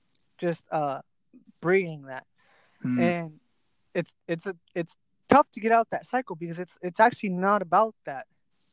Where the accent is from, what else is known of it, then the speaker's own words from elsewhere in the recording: United States; I grew up here in America